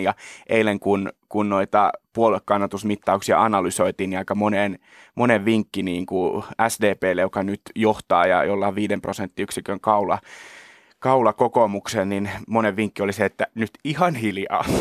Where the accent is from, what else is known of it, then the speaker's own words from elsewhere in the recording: Kerava, Uusimaa, Finland; olen siis Keravalta kotoisin